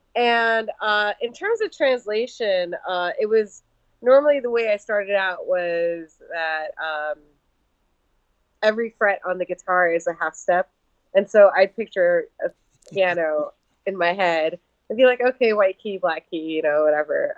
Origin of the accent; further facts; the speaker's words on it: New York City, New York, United States; moved away as an adult; now in Seattle, United States; I was born and raised in New York City um, and I have been living out in Seattle for the last eight months